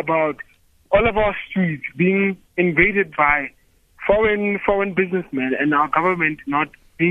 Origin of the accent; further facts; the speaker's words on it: Bloemfontein, Free State, South Africa; I'm a product of Nelson Mandela, and I was born in South Africa in Bloemfontein, where the ANC was born.